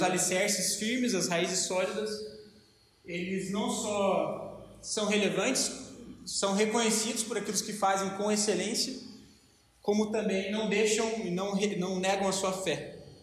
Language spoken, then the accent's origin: Portuguese; Brazil; nós somos cidadãos, cidadãos dessa, dessa pátria, nós somos brasileiros